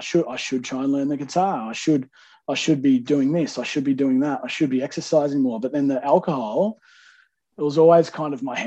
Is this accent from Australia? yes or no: yes; Melbourne, Victoria, Australia; I grew up in Melbourne